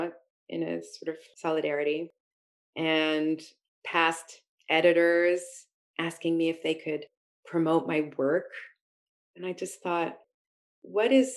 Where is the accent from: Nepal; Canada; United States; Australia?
Canada; Montreal, Quebec; also born or lived in Halifax, Nova Scotia; growing up in Montreal